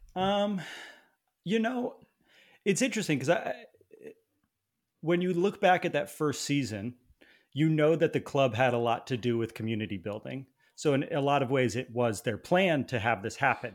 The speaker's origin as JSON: {"language": "English", "region": "East Coast", "country": "United States", "tie": "born or raised there", "moved": "yes", "said": "I grew up on the East Coast"}